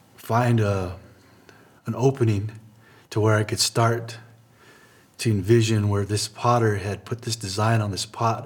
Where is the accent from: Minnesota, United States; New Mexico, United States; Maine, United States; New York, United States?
New Mexico, United States; Laguna Pueblo; I'm from Laguna Pueblo